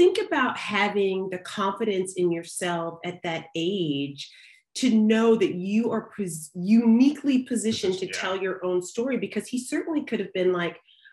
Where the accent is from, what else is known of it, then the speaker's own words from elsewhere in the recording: the South, United States; I grew up in the South